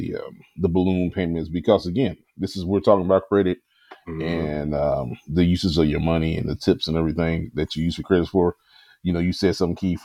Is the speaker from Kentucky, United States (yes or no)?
yes; Louisville, Kentucky, United States; my hometown of Louisville, Kentucky